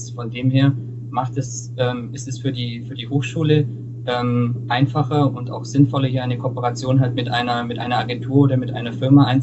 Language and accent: German; Augsburg, Bavaria, Germany; komme ja gebürtig aus Augsburg und äh, studiere auch an der, an der FH hier in Augsburg internationales Management.